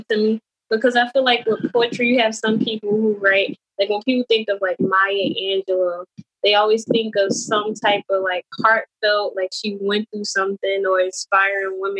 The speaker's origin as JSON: {"language": "English", "region": "North New Jersey", "country": "United States", "tie": "born or raised there", "said": "I'm from North New Jersey, born and raised"}